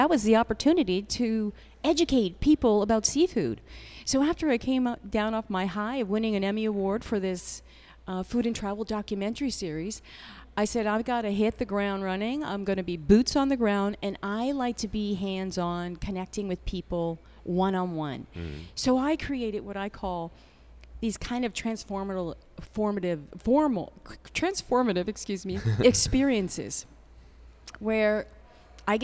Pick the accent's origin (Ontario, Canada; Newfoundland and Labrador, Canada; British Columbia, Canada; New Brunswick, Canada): New Brunswick, Canada; moved away as an adult; now in New York, United States; I am from New Brunswick, Canada, you know, so I come back here. Atlantic Canadian seafood is in my blood.